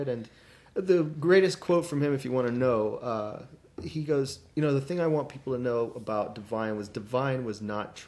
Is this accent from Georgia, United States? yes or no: yes; Doraville, Georgia, United States; We were both in seventh grade, and we lived here in Doraville